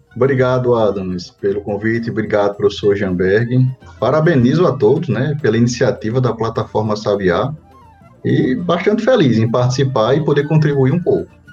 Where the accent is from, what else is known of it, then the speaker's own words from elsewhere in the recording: Natal, Rio Grande do Norte, Brazil; eu sou natural do Natal, Rio Grande do Norte, daqui, da nossa bem. terrinha.